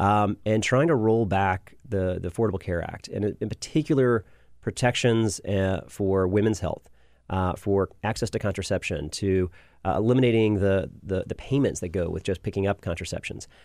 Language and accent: English; Birmingham, Alabama, United States; moved away as an adult; now in Washington, D.C., United States; I'm from Birmingham originally, um, moved up here in, uh, the winter of two thousand to two thousand one